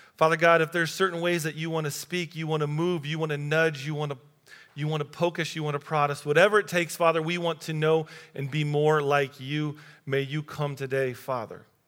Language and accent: English; United States; our group, American Christians